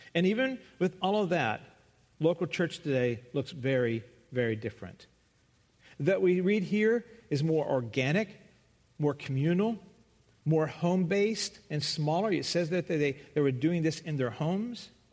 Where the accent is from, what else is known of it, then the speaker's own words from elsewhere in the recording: the South, United States; moved away; I come from the South